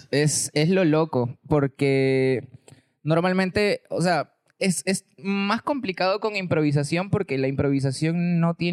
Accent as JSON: {"language": "Spanish", "town": "Chiclayo", "region": "Lambayeque", "country": "Peru", "said": "Ya, bueno, todo fue porque, como te dije, vine de Chiclayo y una amiga vino a mi rescate"}